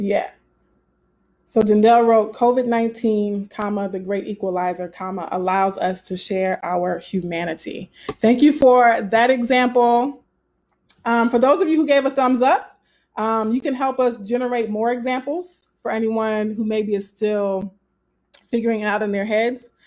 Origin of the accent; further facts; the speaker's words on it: Southern, United States; accent: Southern; my Southern accent